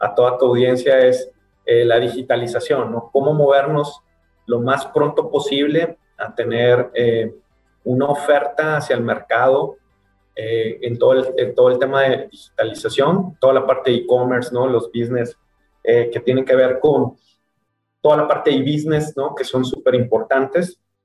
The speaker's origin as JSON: {"language": "Spanish", "town": "Tepic", "region": "Nayarit", "country": "Mexico", "tie": "born or raised there", "also_born_or_lived": "Guadalajara", "moved": "yes", "said": "Tepic, que es mi ciudad natal, donde está mi mamá ya viuda"}